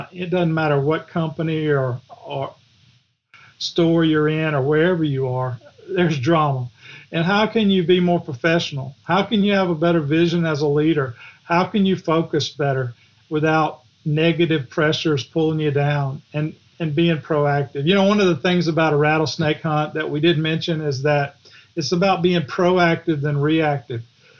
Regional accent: the South, United States; Of course, I'm from the South, so every chapter's got a Southern title.

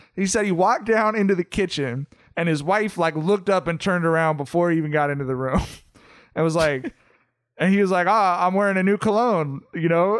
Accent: Southern California, United States; We're from Southern California

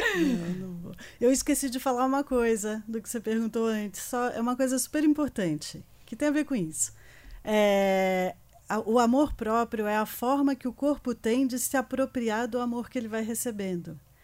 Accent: Rio de Janeiro, Brazil; now in São Paulo, Brazil; eu sou carioca também. Estou é, aqui em São Paulo há 28 anos.

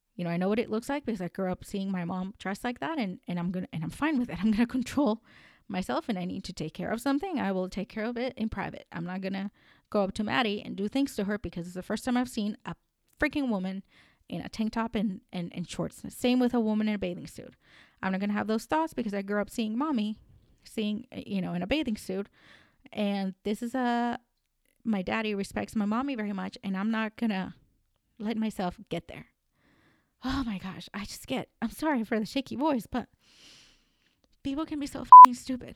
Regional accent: United States; also born or lived in Colombia; I may be American. I'm Colombian American

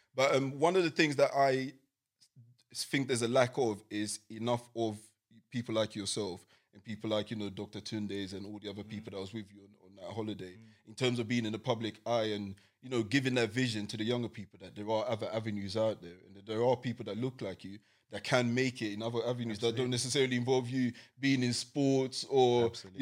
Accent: London, United Kingdom; I grew up in East London.

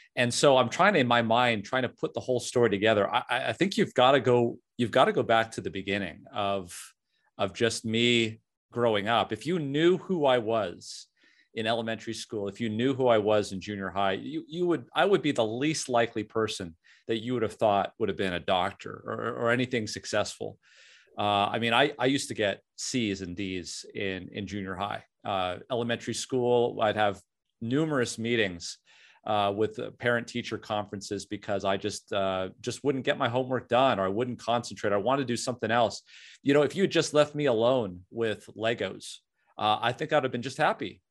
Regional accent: Southern California, United States; also born or lived in Canada; a beautiful town in Southern California, uh, had a very old high school, very, uh, lot of tradition. And the, the, about a thousand kids in my high school class

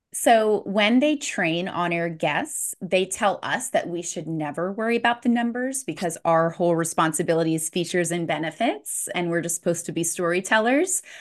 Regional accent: St. Petersburg, Florida, United States; my hometown in Saint Pete, Florida

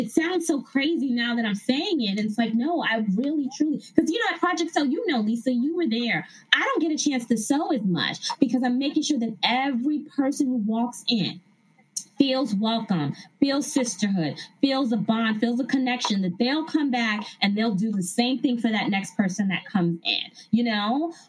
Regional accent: New York, United States; So other cities, I'm from New York. So I got to do New York, trying to work that out again.

